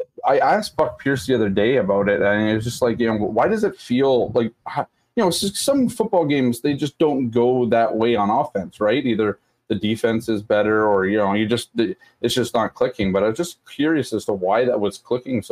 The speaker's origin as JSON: {"language": "English", "country": "Canada", "said": "I'm Canadian, though. I'm just from Canada"}